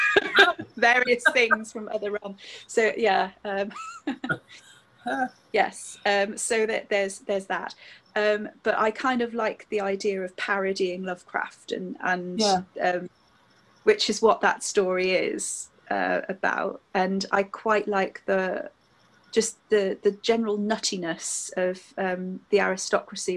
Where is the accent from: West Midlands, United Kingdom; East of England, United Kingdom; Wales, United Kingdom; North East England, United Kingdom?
Wales, United Kingdom; Newport; when I was growing up in Newport, Tredegar House was my local kind of big stately home